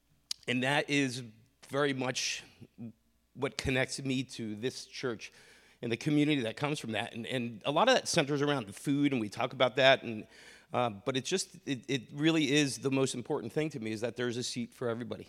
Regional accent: New Jersey, United States; Yeah, so I grew up in North Jersey, raised Catholic

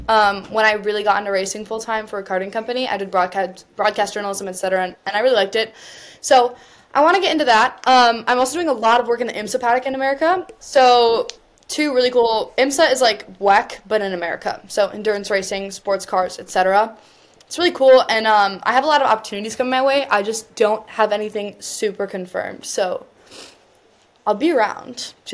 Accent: United States; Being an American

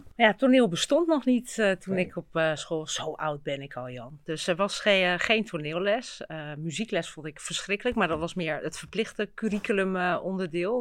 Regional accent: Utrecht, Netherlands; ik ben hier eigenlijk opgegroeid op het Kroeselaan

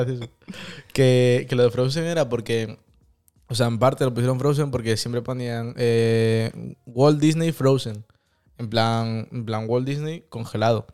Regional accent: Madrid, Community of Madrid, Spain; moved away; yo cuando era pequeño vivía en Madrid

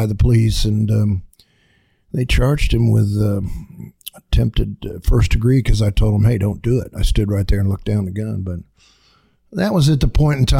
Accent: Orlando, Florida, United States; born or raised there; also born or lived in Cortland, New York

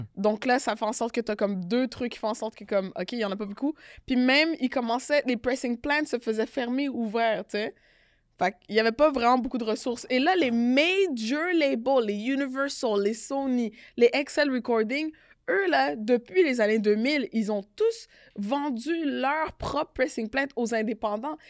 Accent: Canada; On est Canadien

